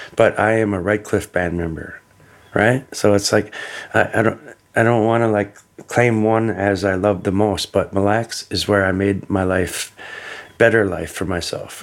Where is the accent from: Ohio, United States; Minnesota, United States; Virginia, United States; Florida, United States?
Minnesota, United States; also born or lived in California / Mille Lacs, Minnesota / Leech Lake, Minnesota; I was born in California, brought to Minnesota when I was a little kid, and raised on the res